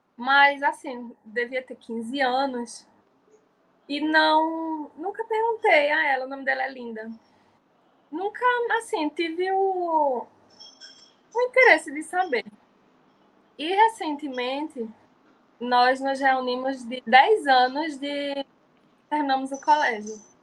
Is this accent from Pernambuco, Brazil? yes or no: yes; Jaboatão dos Guararapes, Pernambuco, Brazil; sou de Jaboatão dos Guararapes, Piedade